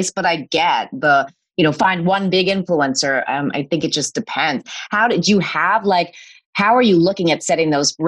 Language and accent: English; Canada; I'm Canadian